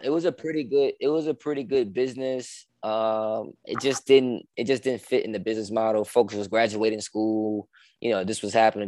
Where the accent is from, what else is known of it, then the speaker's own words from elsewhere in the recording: Chicago, Illinois, United States; also born or lived in Richmond, Virginia; I'm from Chicago, man. Born and raised Chicago, uh, the South Side to be be specific